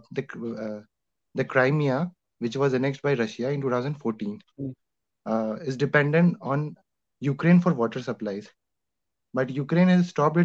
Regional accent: Jaipur, Rajasthan, India; I'm from Jaipur, Rajasthan

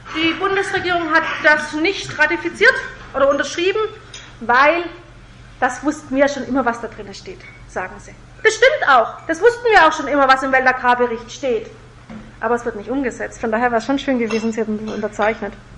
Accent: Germany; bei uns in Deutschland und in Europa

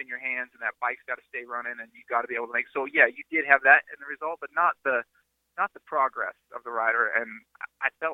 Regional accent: Midwest, United States; moved away; I'm from the Midwest.

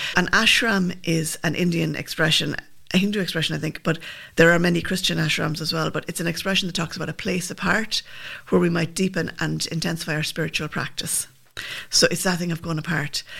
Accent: Limerick, Munster, Ireland; also born or lived in Milltown Malbay; I'm from Limerick, but my dad's from Milltown

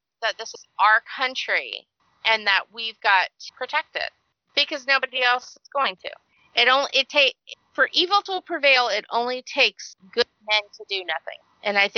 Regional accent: United States; as an American

